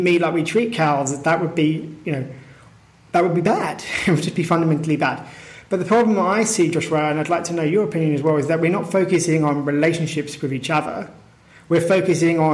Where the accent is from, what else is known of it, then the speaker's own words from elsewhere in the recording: United Kingdom; my feeling of being British is very connected to a concept